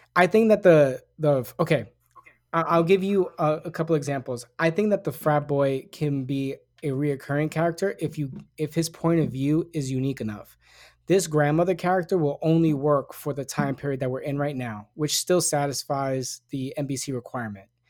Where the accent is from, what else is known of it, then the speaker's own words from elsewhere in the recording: New York City, New York, United States; I grew up in the Bronx.